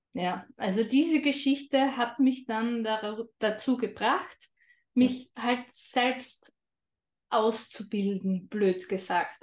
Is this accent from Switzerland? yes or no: no; Austria; Ich komme aus Österreich, was man vermutlich auch ein wenig hören wird.